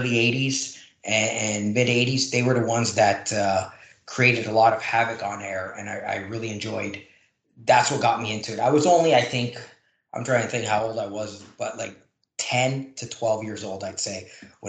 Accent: Toronto, Ontario, Canada; also born or lived in Oakville / Hamilton; born, raised in Toronto, moved around a little bit, but Toronto.

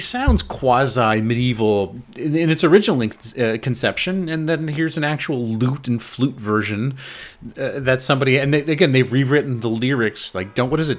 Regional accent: United States; as an American

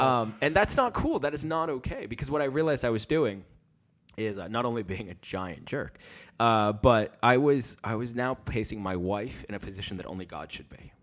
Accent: United States; moved away as an adult; now in London, United Kingdom; live, uh, in London, and I'm from America

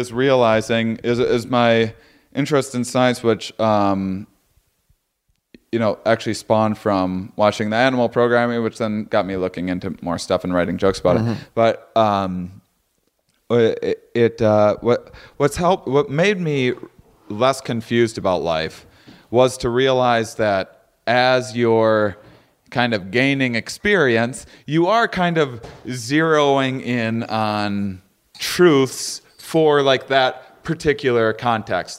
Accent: La Crosse, Wisconsin, United States; moved away; I was still in fucking LaCrosse, Wisconsin

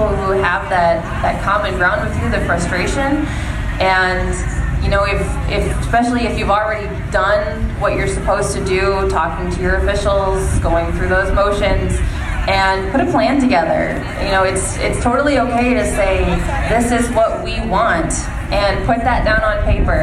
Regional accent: Lambertville, Michigan, United States; also born or lived in Toledo, Ohio; I was born in Michigan, so that's where my roots are

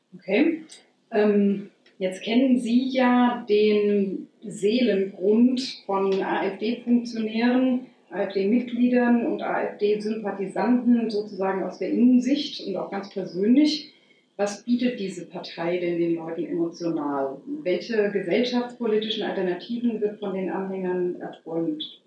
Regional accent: Hesse, Germany; bei uns in Hessen

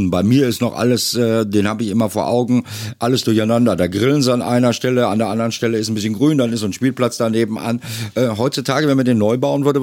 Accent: North Rhine-Westphalia, Germany; Die haben wir hier im Ruhrgebiet, wo ich herkomme, ja auch ganz viel.

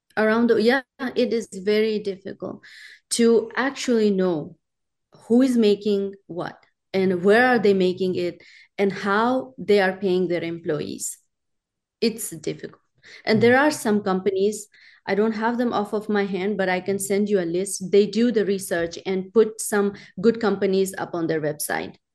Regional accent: Pakistan; now in Tennessee, United States; I was born and raised in Pakistan

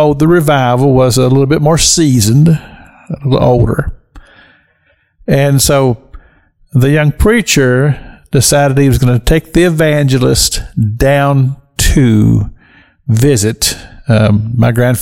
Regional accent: rural Kentucky, United States; I'm from rural Kentucky. I grew up in Kentucky.

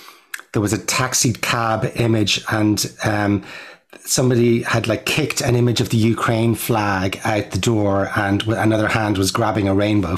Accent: Ireland; now in New York, United States; I'm an Irish filmmaker

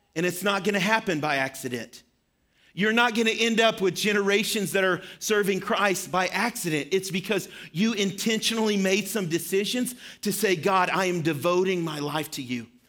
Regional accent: Shirley, Arkansas, United States; moved away; I grew up in Arkansas for, um, a part of my life.

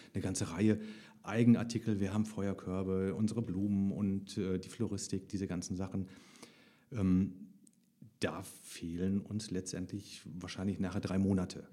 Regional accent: Heinsberg district, North Rhine-Westphalia, Germany; ich komme aus dem Kreis Heinsberg

